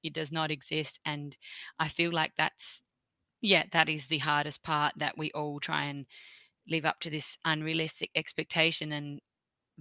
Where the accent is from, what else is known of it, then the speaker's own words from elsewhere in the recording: Australia; I'm from Australia